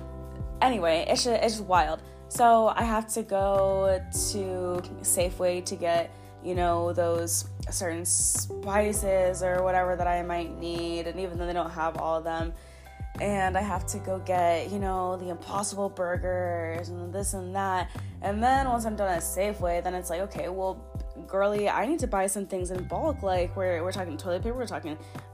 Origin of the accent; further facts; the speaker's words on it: Florida, United States; moved away; born and raised in Florida